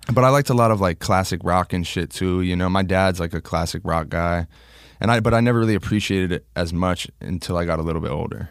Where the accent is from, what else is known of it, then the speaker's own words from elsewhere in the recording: Long Island, New York, United States; moved away; I was born in Long Island